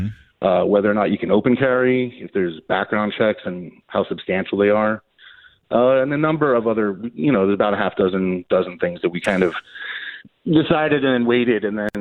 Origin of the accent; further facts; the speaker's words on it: Arizona, United States; My home state of Arizona.